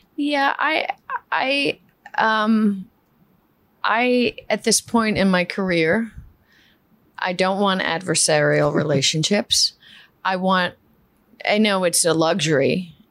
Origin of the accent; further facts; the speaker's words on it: New York City, New York, United States; first language Spanish; English is a second language; I grew up in um, in East Elmhurst, Queens